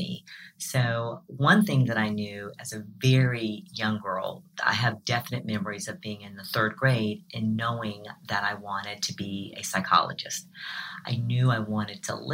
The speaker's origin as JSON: {"language": "English", "region": "South Carolina", "country": "United States", "said": "So I'm a Southerner. I'm from South Carolina"}